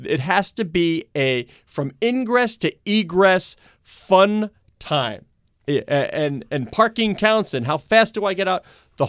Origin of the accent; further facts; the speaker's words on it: United States; I'm typically American that way.